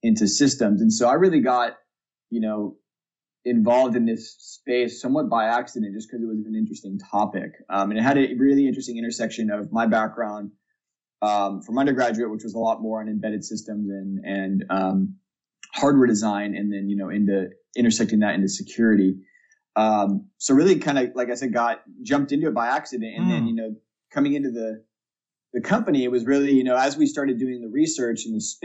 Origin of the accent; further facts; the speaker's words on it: Hawaii, United States; moved away as an adult; also born or lived in Santa Barbara, California / San Diego, California; I was actually born and raised in Hawaii.